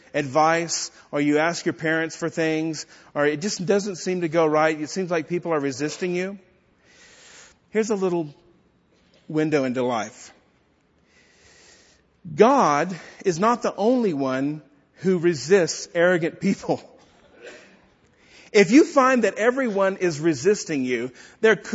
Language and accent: English; Texas, United States; accent: Texan; In my native tongue, my Texan tongue